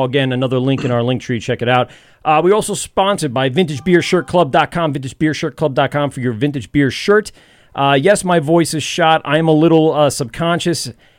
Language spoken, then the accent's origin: English; Lindenhurst, New York, United States; right smack in the heart of my hometown of Lindenhurst.